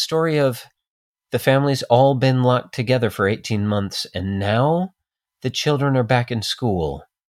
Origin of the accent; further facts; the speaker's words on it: Colorado, United States; moved away; I'm from Colorado